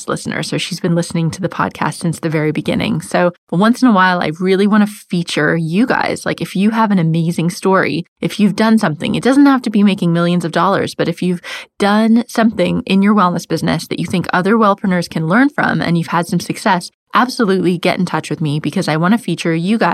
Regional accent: United States; now in London, United Kingdom; I live in London, as you know, and I'm American

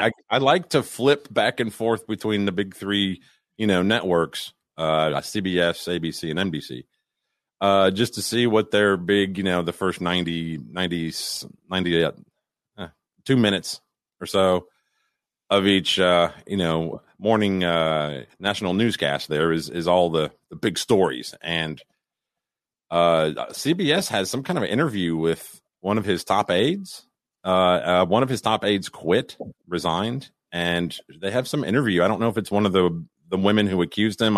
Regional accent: Chicago, Illinois, United States; I'm from Chicago

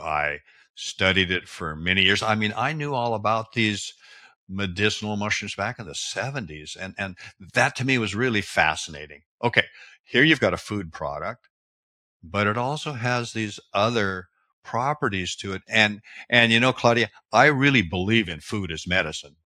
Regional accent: Seattle, Washington, United States; I was born in the Pacific Northwest, Washington State, Seattle area

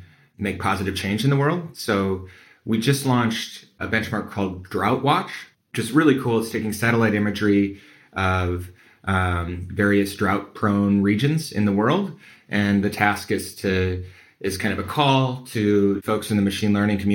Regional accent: Midwest, United States; I'm from the Midwest, the heartland of America

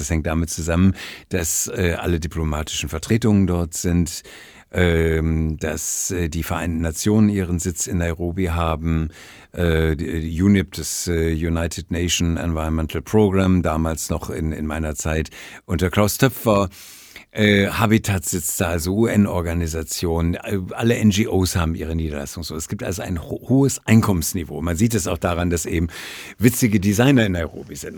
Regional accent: Essen, North Rhine-Westphalia, Germany; moved away; ich komme ja aus der, aus der Stadt Essen, aus dem äh, Nordwesten, also kannte Oberhausen, Bottrop, äh, Essen

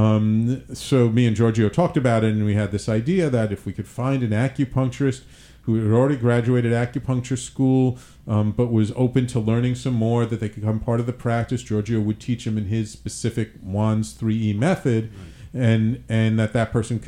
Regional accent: New York City, New York, United States; moved away; also born or lived in Manhattan; I was born in Manhattan, grew up in the Bronx

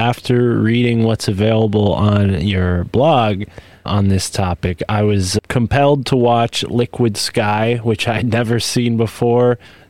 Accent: Connecticut, United States; So I'm from Connecticut. I grew up with people like this main character

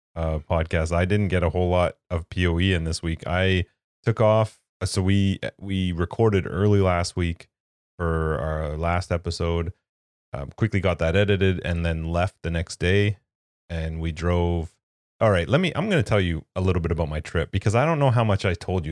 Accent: Canada; as a Canadian

